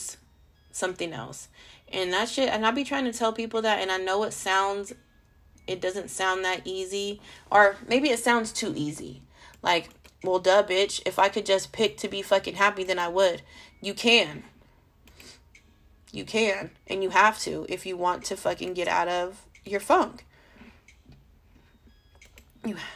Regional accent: California, United States; also born or lived in Las Vegas, Nevada; I'm not fucking from Vegas, I'm from California.

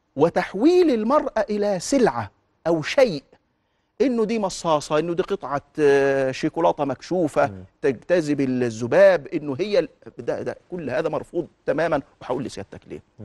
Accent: Egypt; انا كمواطن مصري في المقام الاول مهموم ببلدي

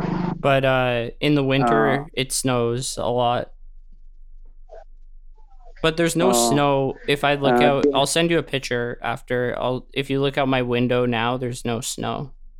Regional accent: Canada; Oh, I'm from Canada.

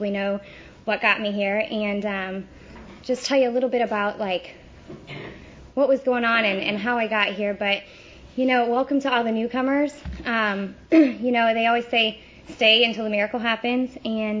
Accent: St. Louis, Missouri, United States; now in Tampa, United States; I grew up in St. Louis, Missouri.

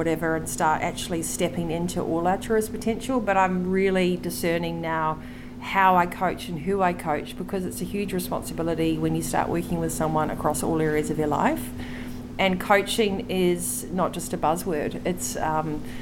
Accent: New Zealand; I'm a Kiwi

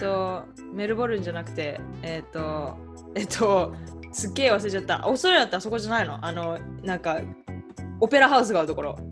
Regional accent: Saitama, Japan; moved away; 埼玉です

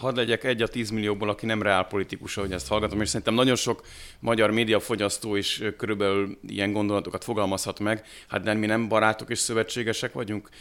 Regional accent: Hungary

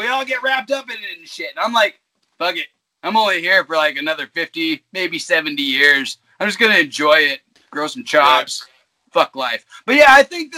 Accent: Alaska, United States; as a kid growing up in Alaska, we had a lot of gravel pits around.

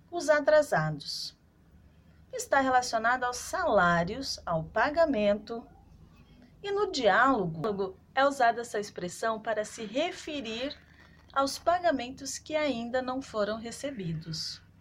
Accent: Guarulhos, São Paulo, Brazil; sou de Guarulhos, São Paulo.

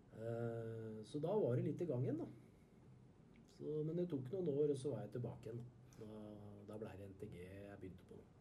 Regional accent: Skedsmo, Akershus, Norway; på Skedsmo, der jeg kommer fra

